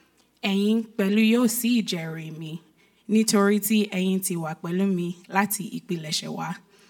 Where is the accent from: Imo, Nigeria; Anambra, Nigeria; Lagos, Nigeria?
Lagos, Nigeria; I'll be reading in Yoruba today. I was raised in Lagos, Nigeria. Growing up, my mother spoke Yoruba to us, and we would usually respond in English, Yoruba, a bit of both.